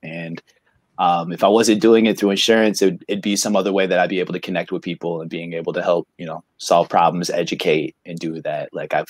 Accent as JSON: {"language": "English", "town": "Lawton", "region": "Michigan", "country": "United States", "tie": "born or raised there", "also_born_or_lived": "Chicago, Illinois / Portage, Michigan / Kalamazoo, Michigan / Detroit, Michigan", "lives_now": "Lansing, United States", "said": "I was born in Chicago, and then I moved to Lawton, Michigan, 4 days old in a snowstorm. And then I grew up in Lawton, Michigan"}